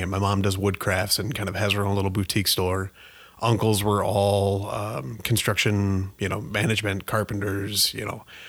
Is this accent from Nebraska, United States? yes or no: yes; Columbus, Nebraska, United States; moved away as an adult; now in Omaha, United States; I am from Columbus, Nebraska, so about an hour forty-five west of here.